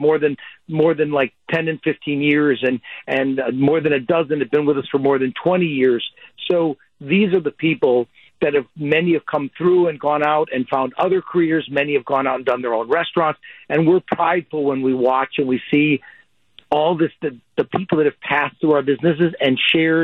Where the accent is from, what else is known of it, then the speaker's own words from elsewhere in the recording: Wauwatosa, Wisconsin, United States; the table that Maria and Joe and Felicia and I grew up at in Wauwatosa